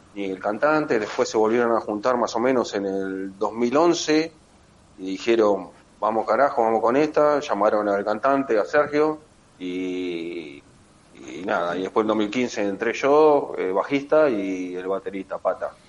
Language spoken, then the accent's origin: Spanish; Avellaneda, Buenos Aires Province, Argentina; somos todos de Villa Domínico, partido de Avellaneda.